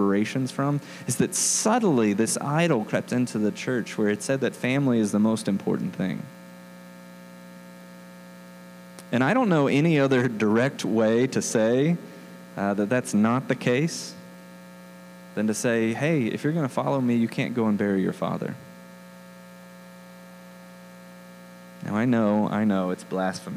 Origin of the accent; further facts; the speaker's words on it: the South, United States; moved away as an adult; now in Denver, United States; I'm from the South